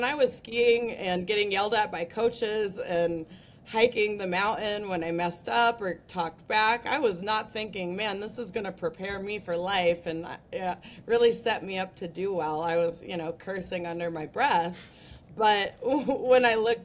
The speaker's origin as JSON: {"language": "English", "town": "Breckenridge", "region": "Colorado", "country": "United States", "tie": "born or raised there", "said": "I grew up in Breckenridge, Colorado, so I learned how to ski right around the time that I could walk."}